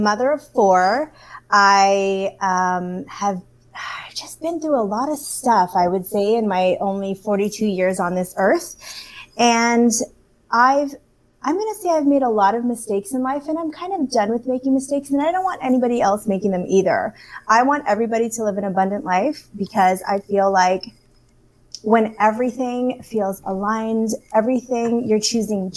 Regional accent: Canada; growing up in Canada, being a person of color, my background is Filipino. I was born in Canada

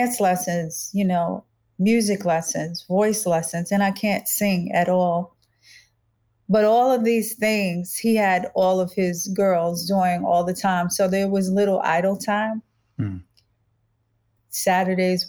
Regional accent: New York, United States; born or raised there; also born or lived in Los Angeles, California / Boston, Massachusetts

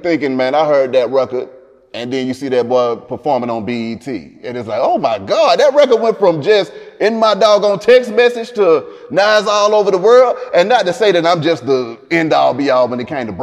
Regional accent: Atlanta, Georgia, United States; I grew up on the West Side, up and down from Bankhead to MLK, to Cascade, to Camden Road

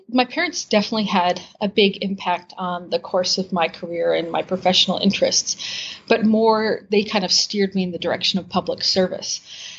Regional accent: Lexington, Massachusetts, United States; also born or lived in Indonesia; I was born and I'm from Lexington, Massachusetts, which is a suburb outside of Boston.

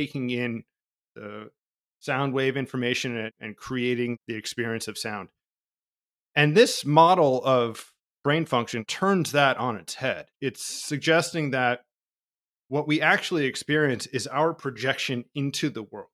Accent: New Jersey, United States; I was born in New Jersey in the eighties

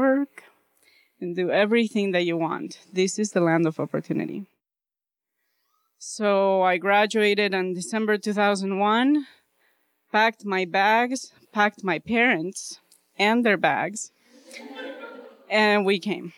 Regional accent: Bolivia; moved away; I grew up in Bolivia.

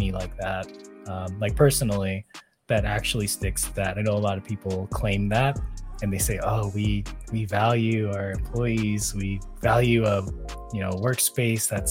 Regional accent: Silicon Valley, California, United States; growing up in the Silicon Valley

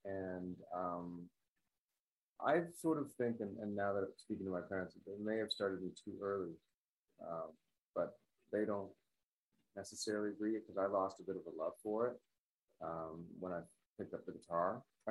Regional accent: Toronto, Ontario, Canada; I was born and raised in Toronto, yeah.

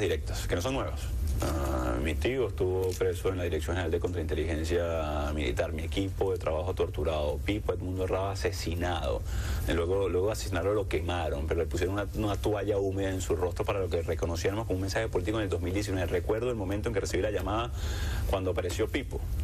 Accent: La Guaira, Venezuela; La Guaira, mi pueblo natal

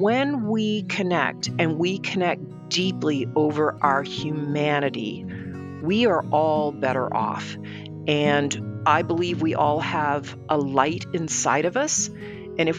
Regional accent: Dallas, Texas, United States; I grew up in Dallas, Texas

